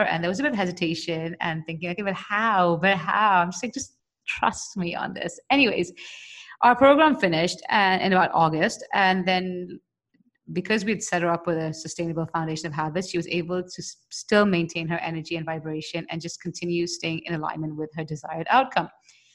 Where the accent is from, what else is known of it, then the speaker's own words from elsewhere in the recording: India; I'm an Indian